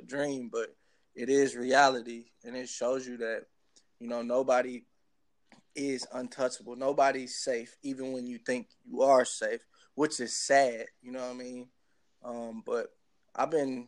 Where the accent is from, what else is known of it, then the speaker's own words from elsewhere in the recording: Houston, Texas, United States; also born or lived in Minneapolis, Minnesota / Los Angeles, California; now in Newark, United States; Houston is where I'm from, and Minnesota is where I was born, because Houston is what raised me